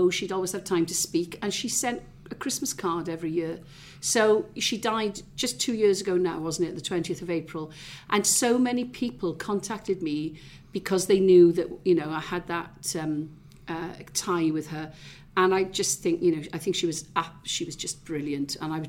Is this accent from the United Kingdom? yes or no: yes; Pontygwaith, Wales, United Kingdom; moved away as an adult; also born or lived in Tylerstown; But I'm a Valleys girl. I was born in Tylerstown in the Rhondda. Grew up largely in Pontygwaith. Parents moved to Porth just before I left.